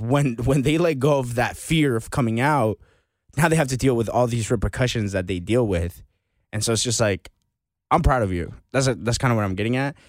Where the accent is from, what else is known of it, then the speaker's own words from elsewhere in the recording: United States; growing up in America